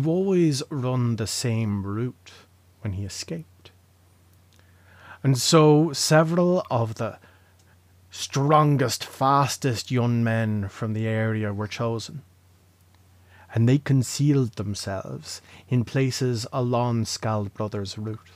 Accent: Leinster, Ireland; moved away as an adult; also born or lived in Dublin / Drogheda; I was born in Dublin. I lived there for the first 6 years of my life before moving to Laois

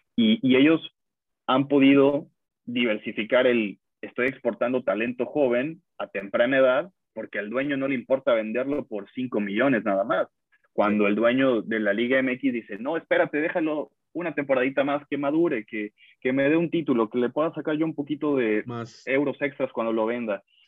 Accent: Mexico; now in United States

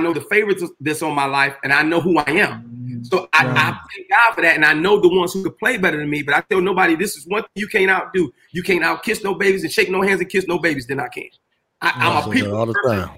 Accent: Detroit, Michigan, United States; moved away as an adult; also born or lived in New York; now in Los Angeles, United States; because I grew up in Detroit, I was able to touch every artist in Detroit.

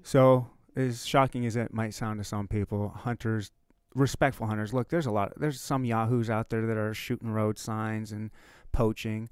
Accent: Upper Michigan, United States; I was born and raised in Upper Michigan.

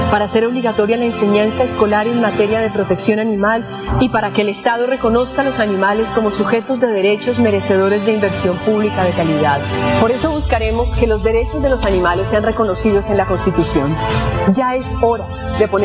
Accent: Bogotá, Colombia; bogotana de 43 años

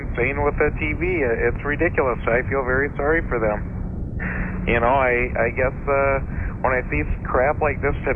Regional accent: Minnesota, United States; now in Hollywood, United States; I am from Minnesota

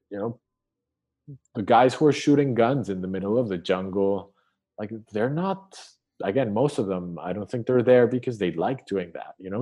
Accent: Colombia; growing up in Colombia, I suffered the war

